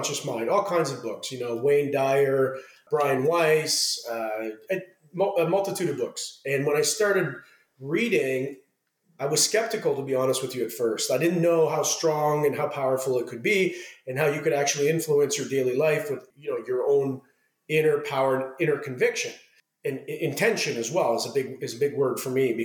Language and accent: English; Ottawa, Ontario, Canada; moved away as an adult; now in Los Angeles, United States; I grew up in Ottawa, Canada, which is the capital of Canada.